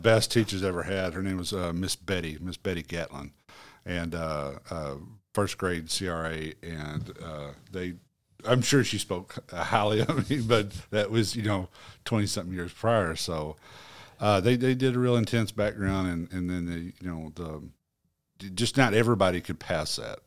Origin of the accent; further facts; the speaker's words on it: Marmaduke, Arkansas, United States; I'm from Marmaduke, Arkansas.